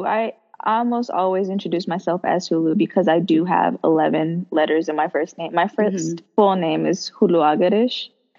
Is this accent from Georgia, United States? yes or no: yes; Lilburn, Georgia, United States; I'm also from Ethiopia, but born and raised in Gwinnett, Georgia, Gwinnett County, Lilburn.